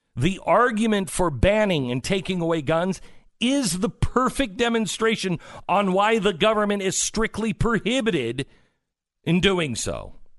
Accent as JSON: {"language": "English", "town": "Mount Vernon", "region": "Washington", "country": "United States", "tie": "born or raised there", "moved": "yes", "said": "my hometown of Mount Vernon, Washington"}